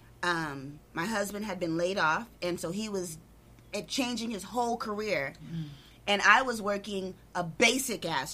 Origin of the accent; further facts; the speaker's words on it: La Puente, California, United States; also born or lived in West Covina; I grew up in La Puente